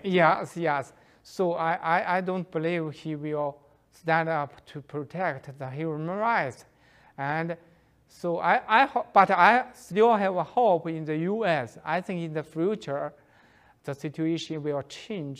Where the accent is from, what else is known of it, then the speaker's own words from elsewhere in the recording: Shandong, China; He lived in Shandong province, same with, uh, me